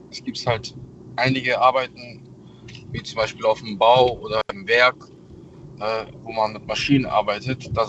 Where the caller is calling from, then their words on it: Troisdorf, North Rhine-Westphalia, Germany; Ja, ich aus Troisdorf.